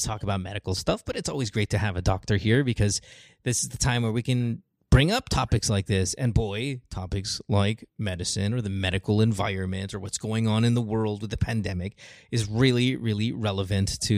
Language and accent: English; Philippines; now in United States; me living in the U.S. and me being Filipino